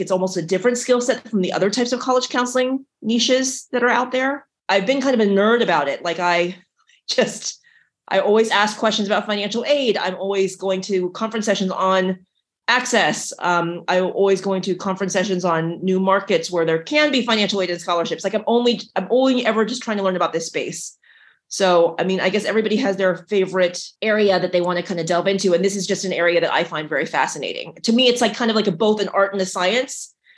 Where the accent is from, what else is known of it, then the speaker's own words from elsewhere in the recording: West Virginia, United States; also born or lived in Ohio / Missouri; I was born in West Virginia. I grew up in West Virginia and Ohio and Missouri.